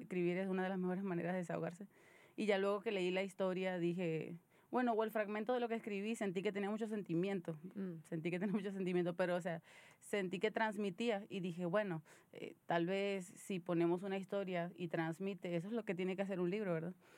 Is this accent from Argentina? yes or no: no; Venezuela; now in Monterrey, Mexico; soy una venezolana viviendo en Monterrey